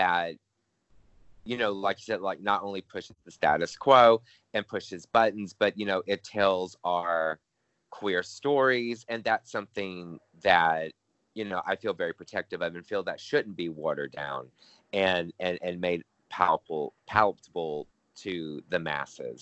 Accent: Louisiana, United States; I was born and raised in Louisiana

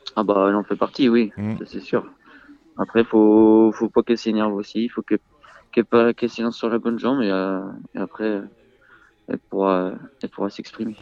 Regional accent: Mayenne, Pays de la Loire, France; born or raised there; also born or lived in Le Mans, France

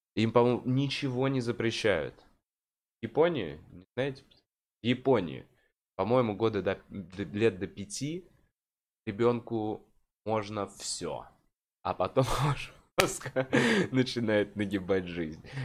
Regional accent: Moscow, Russia; я как москвич

